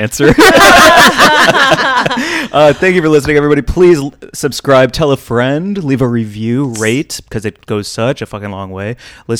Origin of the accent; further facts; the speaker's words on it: Missouri, United States; I'm from Missouri.